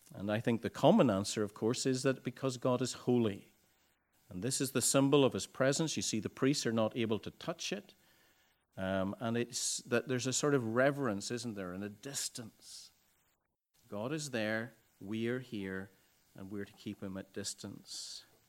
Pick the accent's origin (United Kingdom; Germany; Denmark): United Kingdom; Ballycastle, Northern Ireland; I had come home to Bally Castle, my hometown